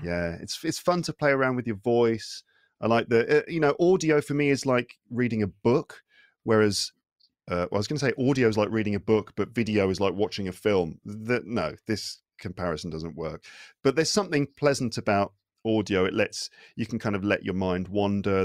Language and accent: English; United Kingdom; first language English; now in France; I'm from the U K.